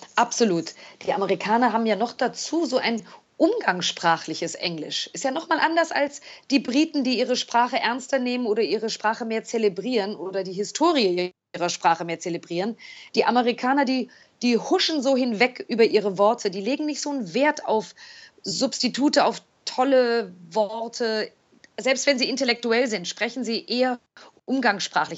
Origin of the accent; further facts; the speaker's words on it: Germany; also born or lived in New York; als Deutsche